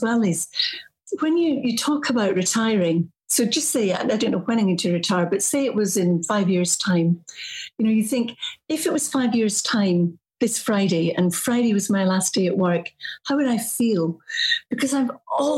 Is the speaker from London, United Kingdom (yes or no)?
no; Morar, Northwest Highlands, Scotland, United Kingdom; moved away; I'm from a wee village called Moder, which is in the Highlands, the Northwest Highlands